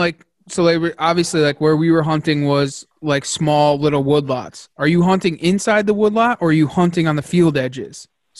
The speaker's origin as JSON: {"language": "English", "region": "Connecticut", "country": "United States", "said": "so I'm from Connecticut and I live in the mountains"}